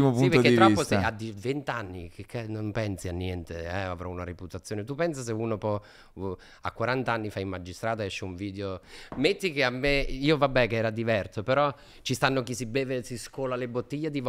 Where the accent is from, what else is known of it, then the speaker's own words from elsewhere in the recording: Campania, Italy; se da campano guardi Troisi, dentro di te uh, diciamo nasce l'idea che non, non, c'è altro modo di far ridere